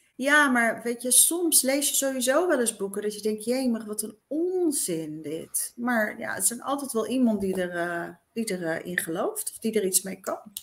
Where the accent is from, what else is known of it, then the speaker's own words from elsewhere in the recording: eastern Netherlands, Netherlands; ik dus uit een heel klein dorpje kwam, uit het oosten van het land